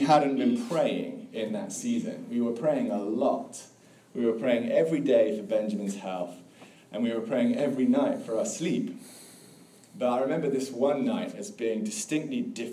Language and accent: English; England, United Kingdom; now in Tallahassee, United States; as you can probably hear, I grew up in England